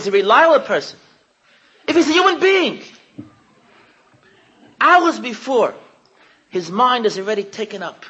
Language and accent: English; United States; I'm too American